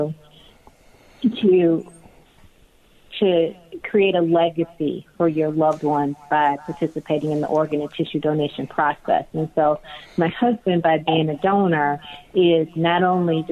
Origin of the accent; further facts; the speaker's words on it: Chicago, Illinois, United States; So I actually live in Chicago, Illinois, and grew up in the suburbs of Chicago